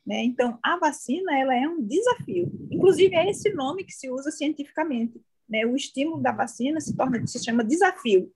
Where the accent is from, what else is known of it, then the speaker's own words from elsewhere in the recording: João Pessoa, Paraíba, Brazil; moved away as an adult; now in Brasília, Brazil; Eu sou nascida, criada, sou formada lá em João Pessoa